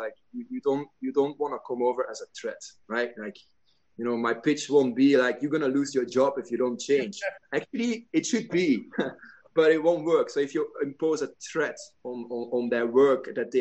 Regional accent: Belgium; moved away; in my home country in Belgium

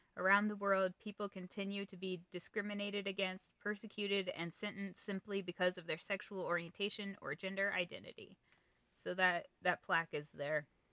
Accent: Kansas, United States; I'm from Kansas

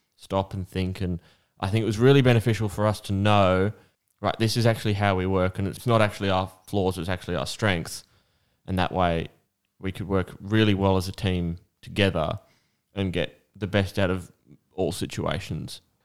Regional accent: Australia; I'm an Aussie with Aussie heritage

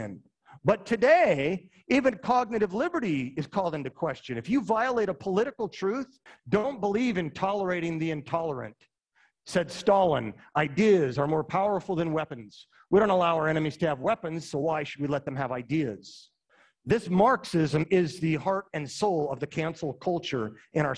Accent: Utah, United States; moved away; also born or lived in Indiana; I'm from Utah

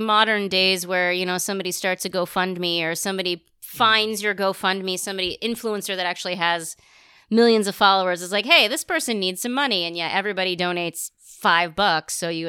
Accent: Tuscola, Illinois, United States; my hometown of Tuscola

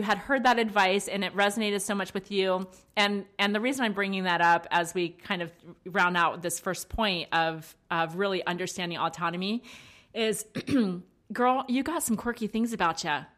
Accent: East Coast, United States; we're both from the East Coast

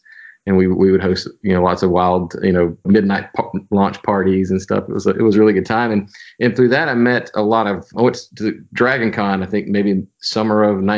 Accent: Birmingham, Alabama, United States; But yeah, I grew up in the Birmingham area, born and raised, went to Auburn back, really show my age, fall of 89.

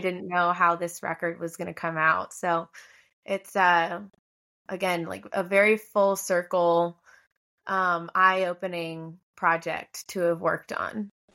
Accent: Hilton Head Island, South Carolina, United States; moved away; I'm from Hilton Head Island, South Carolina, originally

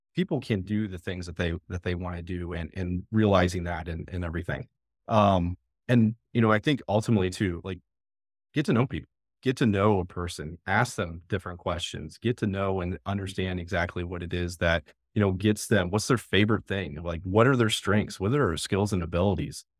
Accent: Findlay, Ohio, United States; now in Fairfield County, Ohio, United States; I'm actually from the northwest part of Ohio, kind of that Findlay area, about an hour south of Toledo

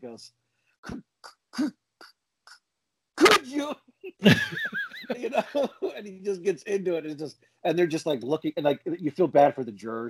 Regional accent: New Jersey, United States; I'm from Jersey

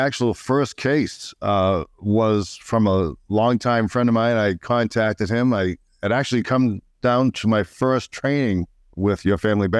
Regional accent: Uxbridge, Massachusetts, United States; now in St. Augustine, United States; Small town in Massachusetts, Uxbridge, Massachusetts.

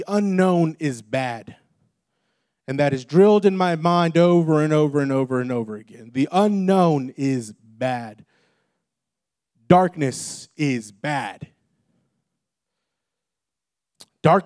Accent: Texas, United States; I grew up in Texas

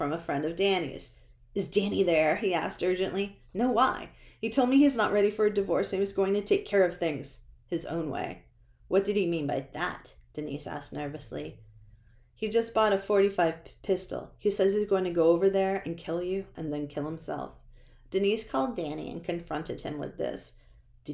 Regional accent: New Hampshire, United States; I grew up in New Hampshire

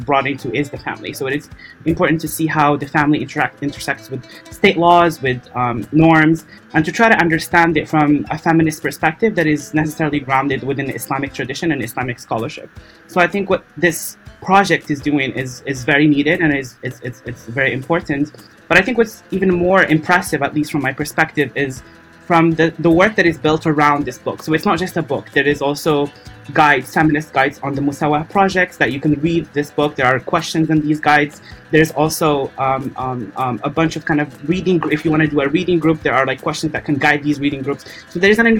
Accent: Morocco; moved away as an adult; now in Qatar; I'm from Morocco

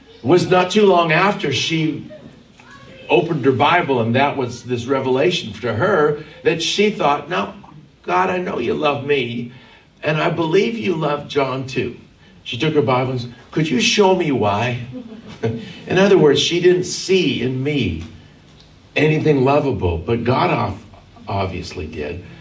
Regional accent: Vancouver, British Columbia, Canada; I was born and raised in Vancouver, Canada

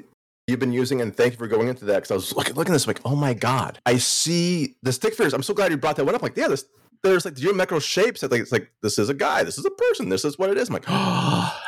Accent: Wisconsin, United States; I'm from Wisconsin

